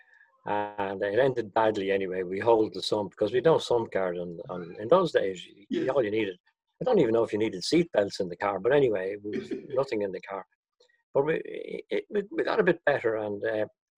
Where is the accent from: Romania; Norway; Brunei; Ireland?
Ireland; Dunboyne, County Meath; I grew up in Dunboyne, County Meath